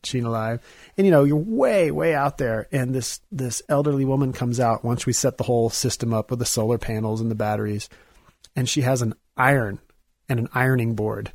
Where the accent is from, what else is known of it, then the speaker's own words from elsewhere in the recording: Missouri, United States; I'm from Missouri